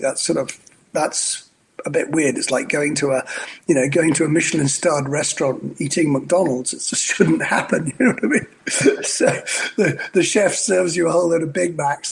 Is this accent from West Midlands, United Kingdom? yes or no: no; Scotland, United Kingdom; also born or lived in Australia; now in New York, United States; a Scotsman working for a French company, running a Polish vodka, married to an Australian, and living in New York